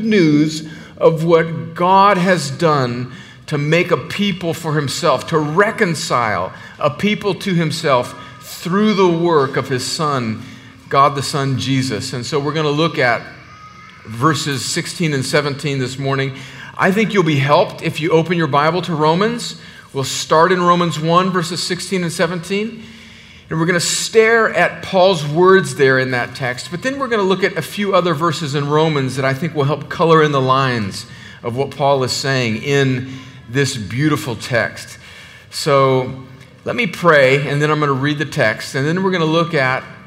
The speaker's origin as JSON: {"language": "English", "region": "the Mexican border in California", "country": "United States", "moved": "yes", "lives_now": "Georgia, United States", "said": "I'm originally from the Mexican border in California"}